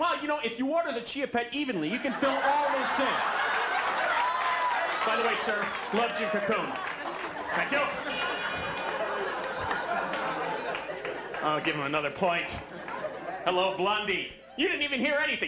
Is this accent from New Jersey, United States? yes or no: yes; New Jersey, United States; I'm from New Jersey